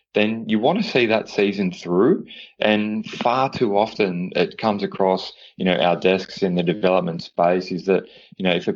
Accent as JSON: {"language": "English", "country": "Australia", "said": "being Australian"}